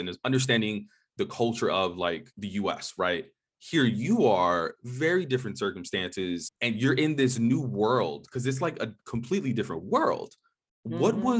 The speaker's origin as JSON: {"language": "English", "region": "New York", "country": "United States", "tie": "born or raised there", "also_born_or_lived": "Boston", "said": "growing up in the U.S., so I grew up in New York and I went to school in Boston."}